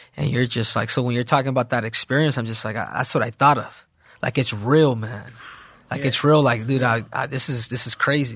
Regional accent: Arizona, United States; born or raised there; also born or lived in South Central, Los Angeles, California

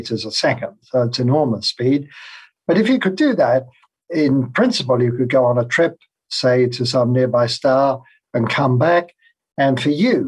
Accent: London, United Kingdom; moved away as an adult; now in Phoenix, United States; I grew up in London in England, and that's where I went to school and university.

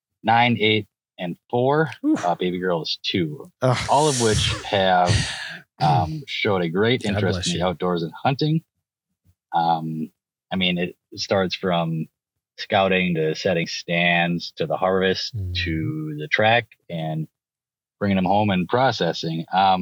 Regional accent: Midwestern Wisconsin, United States; I'm from Midwestern Wisconsin.

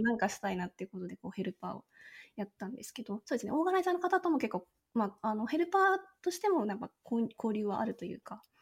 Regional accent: Nagano, Japan; now in Vancouver, Canada; もともと長野県出身

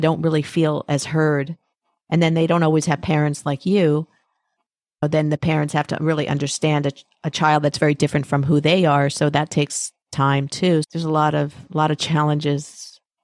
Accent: United States; I'm very American. I'm talking to you from New York.

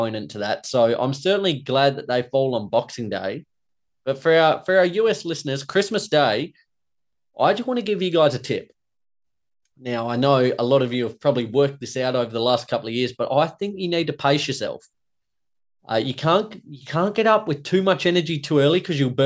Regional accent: Australia; myself, as an Aussie

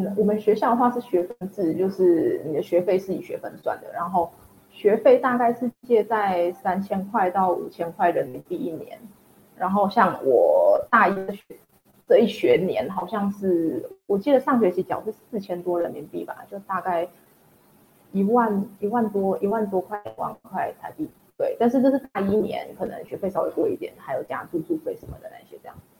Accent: Tianjin, China; 因为我来自北方嘛，然后天津其实就很冷很干，然后和台湾原本那种潮湿然后很热的天气是真的差很多的。

